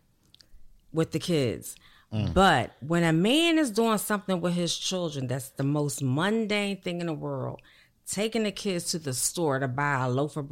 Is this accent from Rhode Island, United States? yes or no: no; Philadelphia, Pennsylvania, United States; moved away as an adult; I'm always going to be from Philly. I lived in Philadelphia for 31 years. I grew up in Philadelphia